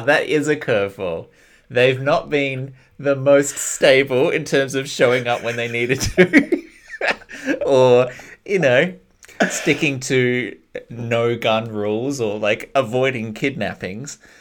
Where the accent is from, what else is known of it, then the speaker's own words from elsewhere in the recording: Australia; moved away as an adult; now in New Zealand; I'm Australian